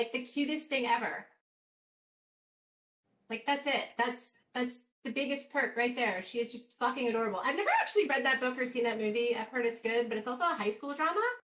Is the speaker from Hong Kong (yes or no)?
no; the South, United States; so growing up in the South, I have, through mitosis and being polluted by the populace, I can do a pretty good Southern accent.